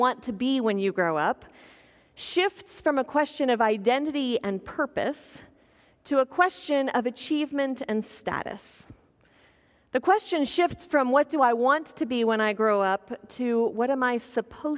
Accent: Kansas, United States; growing up in Kansas

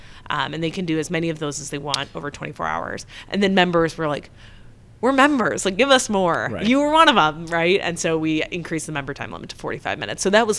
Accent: Memphis, Tennessee, United States; I'm not from here. I'm from Memphis.

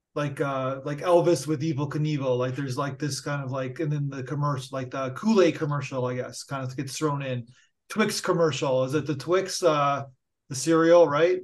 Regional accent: Canada; I'm Canadian

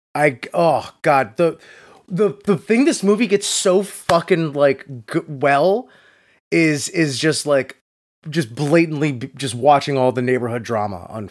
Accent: Hollywood, Florida, United States; my hometown of Hollywood Beach, Florida.

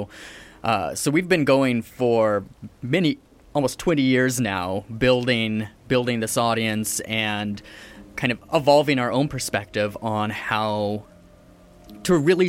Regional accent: Pacific Northwest, United States; moved away as an adult; also born or lived in Pennsylvania; now in Canada; moved out of there by the time I was 3, and I've been in the Pacific Northwest ever since with occasional diversions to other places. But United States, now here in Canada

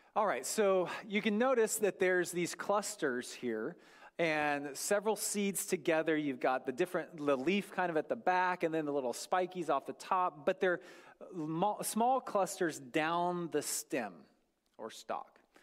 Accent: North Idaho, United States; I grew up in North Idaho

